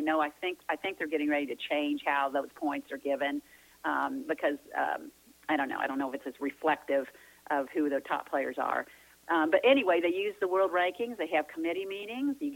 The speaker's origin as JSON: {"language": "English", "town": "St. Louis", "region": "Missouri", "country": "United States", "tie": "born or raised there", "said": "it was my hometown"}